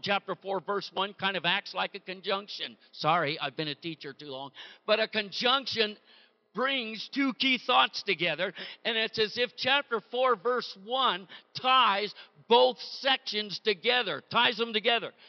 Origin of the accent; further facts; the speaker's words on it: Bay Area, California, United States; born and raised in the Bay Area in California